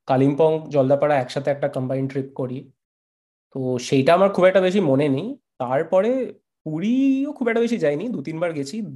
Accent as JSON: {"language": "Bangla", "town": "Kolkata", "region": "West Bengal", "country": "India", "tie": "born or raised there", "said": "তো আমার বাড়ি হচ্ছে সন্তোষ মিত্র স্কোয়ার যেখানে মানে কলকাতা সবচেয়ে বড়র মধ্যে একটা পুজো হয়"}